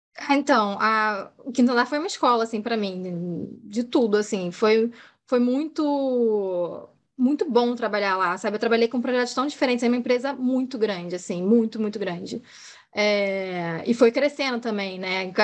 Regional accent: Rio de Janeiro, Brazil; Eu sou carioca, moro no Rio

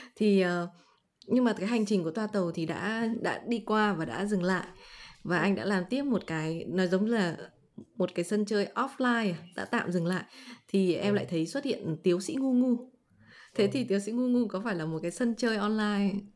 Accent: Vietnam; mình là người Việt Nam

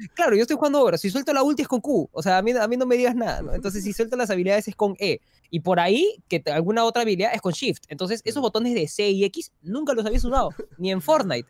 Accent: Peru

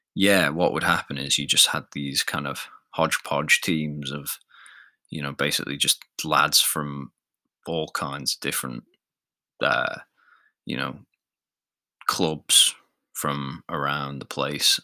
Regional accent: Isle of Man; I'm not strictly English. I'm I'm Manx. I'm from the Isle of Man

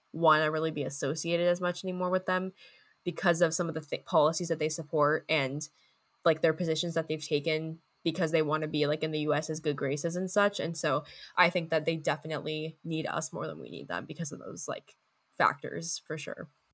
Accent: United States; as an American

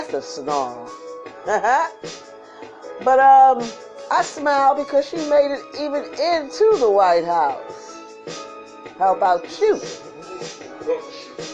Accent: New York City, New York, United States; I'm from Brooklyn too. We don't say our K's.

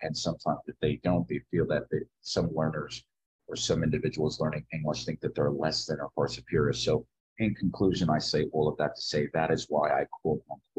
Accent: Morristown, New Jersey, United States; accent: northern Jersey; moved away as an adult; also born or lived in Louisiana / Chicago; now in Jeddah, Saudi Arabia; But I grew up in my life, most of my life in New Jersey. So I have typically a northern Jersey accent.

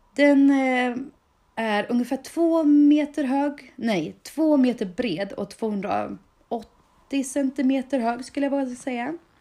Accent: Dalarna County, Sweden; min etikett som jag gärna bär med mig med stolthet som Dalkulla

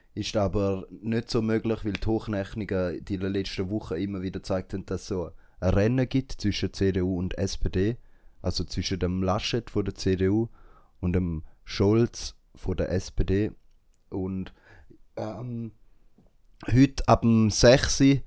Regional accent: Switzerland; für uns als Schweizer und Schweizerinnen

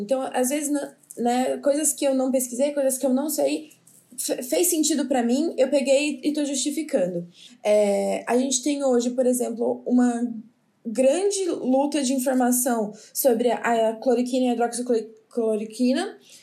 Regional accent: São Paulo, Brazil; now in Petrolina, Brazil; sou de São Paulo

